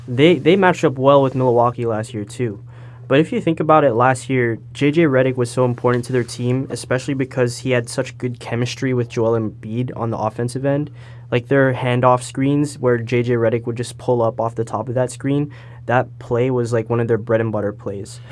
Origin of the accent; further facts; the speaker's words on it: Brampton, Ontario, Canada; also born or lived in Toronto; I'm from the Toronto area. I was born in Toronto, and I'm from Brampton